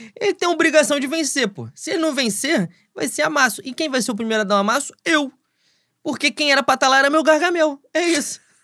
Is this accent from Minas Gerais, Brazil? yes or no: no; Rio de Janeiro, Brazil; eu venho de, da Zona Oeste, Rio de Janeiro